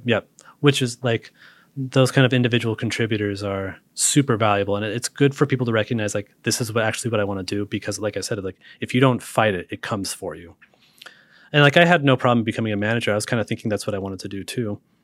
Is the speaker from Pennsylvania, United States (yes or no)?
no; Utah, United States; also born or lived in Montana; now in Seattle, United States; I grew up in Utah